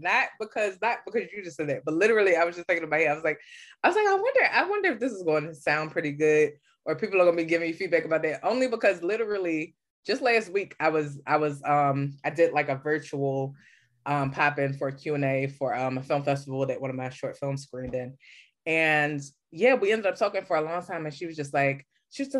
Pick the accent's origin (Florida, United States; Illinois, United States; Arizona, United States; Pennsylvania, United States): Pennsylvania, United States; Philadelphia; I'm from Philly. I'm from the East Coast.